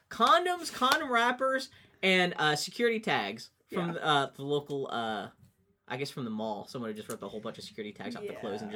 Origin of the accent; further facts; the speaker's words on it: Texas, United States; born there; I was born in Texas.